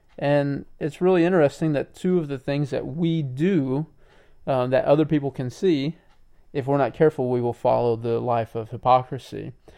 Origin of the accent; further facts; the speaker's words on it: United States; us as American people today